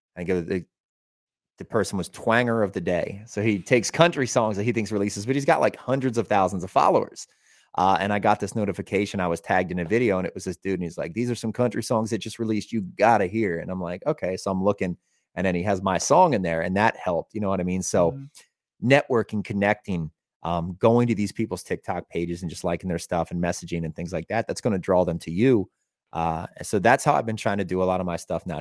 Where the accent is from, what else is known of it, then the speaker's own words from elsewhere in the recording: Elizabethtown, Pennsylvania, United States; also born or lived in Hollywood, California; So we're playing the Elizabethtown Fair, which is a pretty big fair, and that's my hometown.